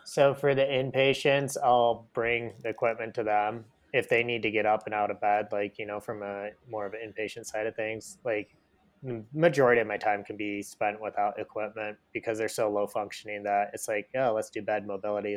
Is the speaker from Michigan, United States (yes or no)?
yes; Michigan, United States; moved away; where I grew up in Michigan